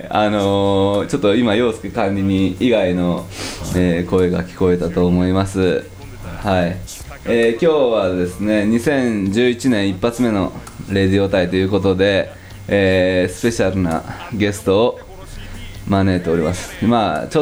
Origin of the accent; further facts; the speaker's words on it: Nagoya, Aichi, Japan; born or raised there